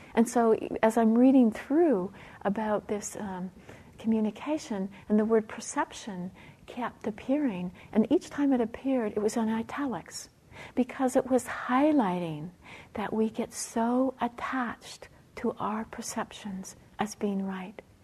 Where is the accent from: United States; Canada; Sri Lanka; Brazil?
Canada; Being a Canadian